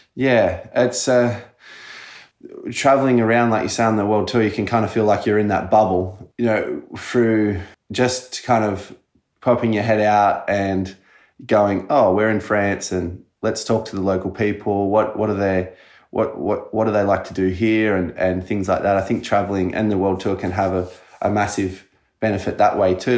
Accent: Culburra Beach, New South Wales, Australia; we grew up on the south coast in Colburra

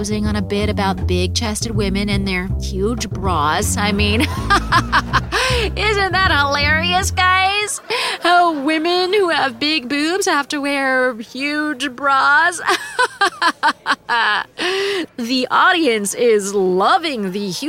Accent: New York City, New York, United States; as a New Yorker

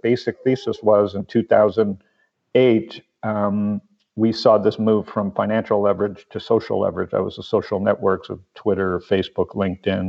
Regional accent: Toronto, Ontario, Canada; born or raised there; moved away as an adult; also born or lived in San Diego, California; now in Phoenix, United States

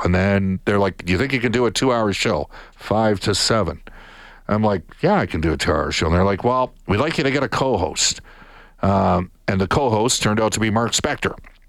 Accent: Edmonton, Alberta, Canada; I'm from Edmonton

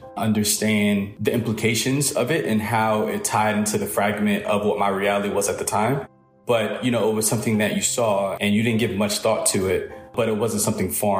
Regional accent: New York City, New York, United States; I was born in Brooklyn, New York. I was raised by my mother.

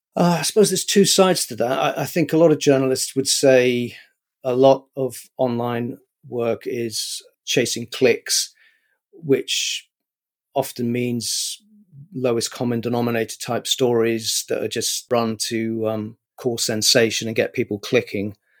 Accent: London, United Kingdom; also born or lived in New York, United States; I grew up where I'm living now, more or less, um, I mean, I was actually born in New York, but I've lived in, in Highbury and London, uh, most of my life. Went to school here

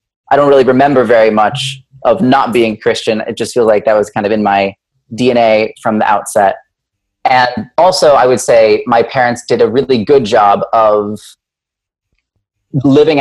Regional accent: Wichita, Kansas, United States; I was born and raised in Wichita, Kansas, in a conservative Presbyterian church there

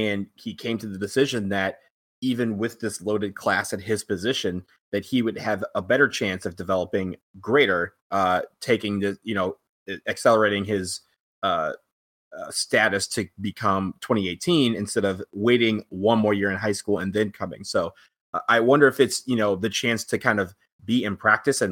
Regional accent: Detroit, Michigan, United States; born or raised there

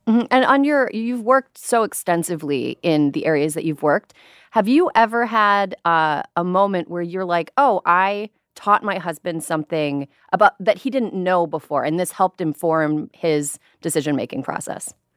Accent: Midwest, United States; moved away as an adult; also born or lived in New York; now in California, United States; I'm a transplant. I'm from the Midwest.

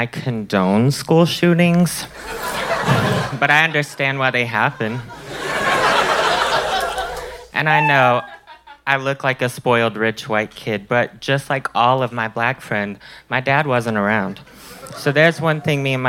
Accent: Brownwood, Texas, United States; moved away as an adult; now in Austin, United States; I'm from West Texas, a little town called Brownwood

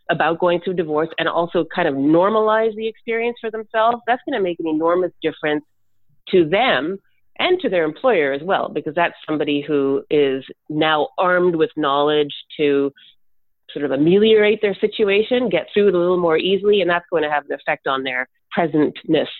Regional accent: Canada; me as a Canadian

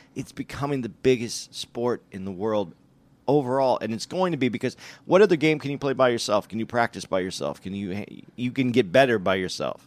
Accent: Tucson, Arizona, United States; when I grew up in Arizona, when I grew up in Tucson

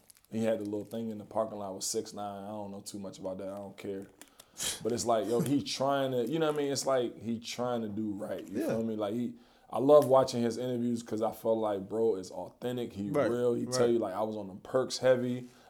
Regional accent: Washington, District of Columbia, United States; in D.C. we say joint.

